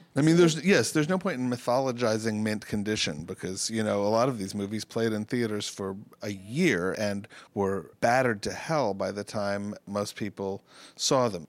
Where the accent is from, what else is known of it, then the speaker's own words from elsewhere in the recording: New York City, New York, United States; I grew up in New York City.